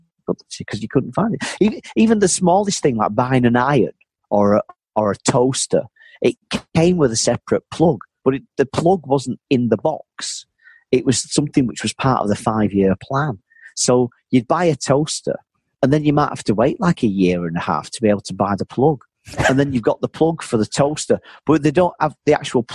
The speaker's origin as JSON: {"language": "English", "town": "Manchester", "region": "North West England", "country": "United Kingdom", "tie": "born or raised there", "moved": "as an adult", "lives_now": "Berlin, Germany", "said": "growing up in Manchester in the 60s and 70s, it was a really miserable place"}